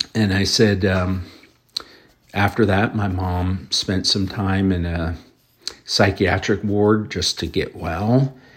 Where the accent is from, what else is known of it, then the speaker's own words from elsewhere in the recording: Highland Lakes, New Jersey, United States; my hometown in New Jersey, where I graduated high school, lived about five years, is Highland Lakes